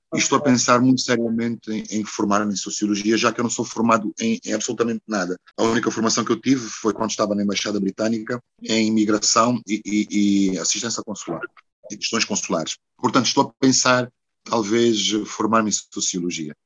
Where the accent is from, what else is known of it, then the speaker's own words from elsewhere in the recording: Porto, Norte, Portugal; moved away as an adult; also born or lived in Brazil; now in Luanda, Angola; foi onde eu nasci, naturalmente, que é Luanda. Mas depois de Luanda, o sítio mais importante é realmente o Porto